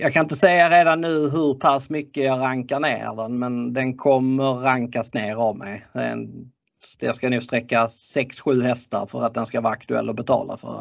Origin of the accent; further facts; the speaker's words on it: Skåne, Sweden; jag är skåning